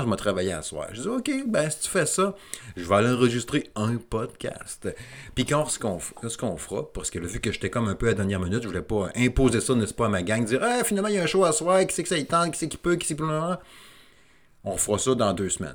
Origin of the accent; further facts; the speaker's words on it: Quebec City, Quebec, Canada; je suis de la région de Québec